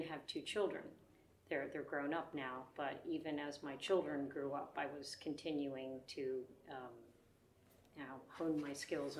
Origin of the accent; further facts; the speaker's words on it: Philadelphia, Pennsylvania, United States; now in Cape May, United States; I'm originally from the Philadelphia area, but I live in Cape May, and I've been there for 30 years now, and I call it home.